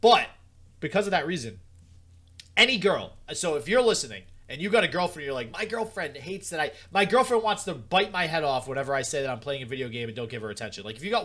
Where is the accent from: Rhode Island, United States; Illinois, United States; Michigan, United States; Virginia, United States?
Rhode Island, United States; because I'm from Rhode Island